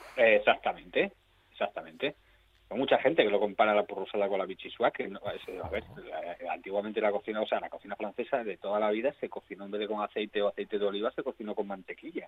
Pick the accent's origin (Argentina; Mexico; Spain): Spain; Asturias; somos asturianos de Asturias